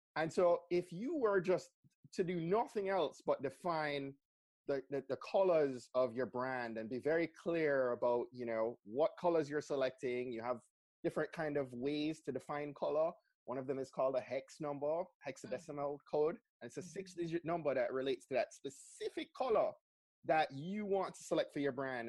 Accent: Jamaica; also born or lived in Montgomery County, Maryland; now in Maryland, United States; I grew up in Jamaica

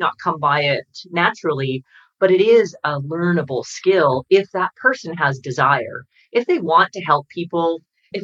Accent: Canada; I'm Canadian

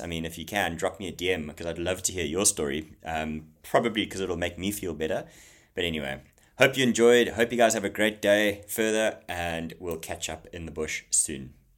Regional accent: Zululand, KwaZulu-Natal, South Africa; I grew up in Zululand, okay, in KwaZulu Natal in South Africa

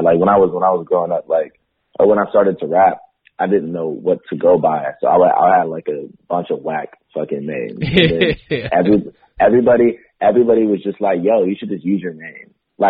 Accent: San Diego, California, United States; born or raised there; moved away as an adult; now in Los Angeles, United States

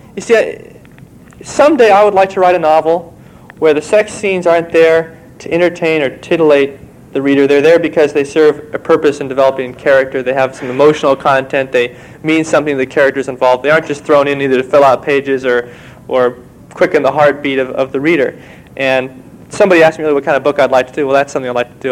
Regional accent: Walnut Creek, California, United States; moved away; Walnut Creek, my hometown

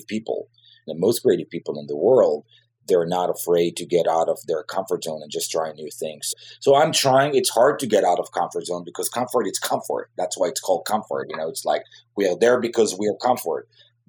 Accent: Jerusalem, Jerusalem District, Israel; English is a second language; moved away as an adult; now in Los Angeles, United States; I grew up in Southeast Jerusalem, which is a very aggressive place to grow up

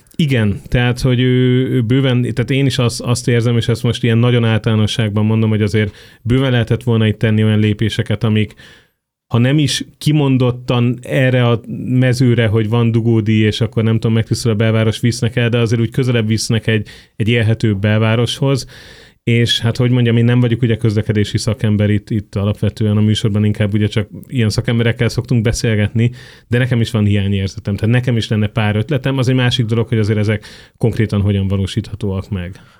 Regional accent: Budapest, Hungary

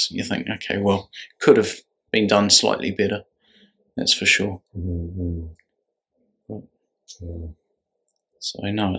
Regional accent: New Zealand; moved away as an adult; now in United Kingdom; I've lived in the UK since 2007. I'm originally from New Zealand

